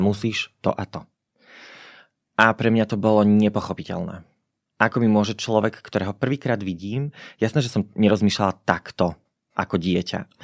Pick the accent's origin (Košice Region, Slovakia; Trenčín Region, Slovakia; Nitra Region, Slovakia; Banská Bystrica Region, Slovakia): Košice Region, Slovakia; Spišská Nová Ves; Ja som sa narodila v Spiskej Novej Vsi, kde doteraz žijem